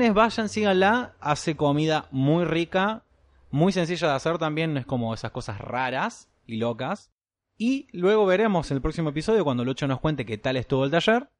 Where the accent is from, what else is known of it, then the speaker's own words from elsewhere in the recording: Argentina; soy argentino y el gaucho corre por mis venas